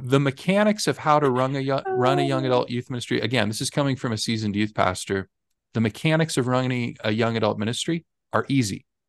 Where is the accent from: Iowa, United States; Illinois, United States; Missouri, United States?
Missouri, United States; I was born and raised in Missouri